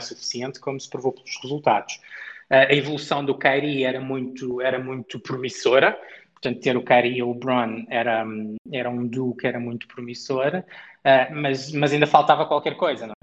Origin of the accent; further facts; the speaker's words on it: Portugal; moved away; also born or lived in Cleveland, United States; nós, como portugueses